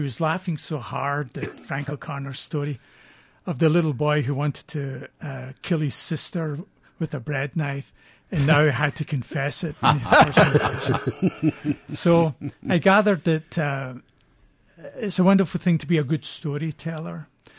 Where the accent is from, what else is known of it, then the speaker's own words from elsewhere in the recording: Scotland, United Kingdom; accent: a mix of the two; moved away; also born or lived in County Donegal, Ireland; Born in Ireland, County Donegal, but raised in Scotland, actually.